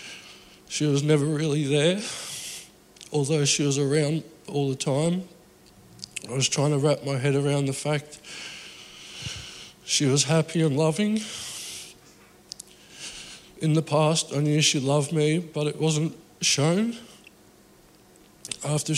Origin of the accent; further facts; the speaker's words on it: Geelong, Victoria, Australia; I grew up in Geelong in a broken family